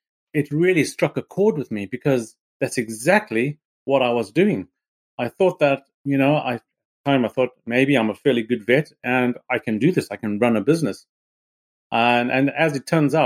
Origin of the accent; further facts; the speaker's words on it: Harare, Zimbabwe; moved away as an adult; now in Salisbury, United Kingdom; I was born in Harare in Zimbabwe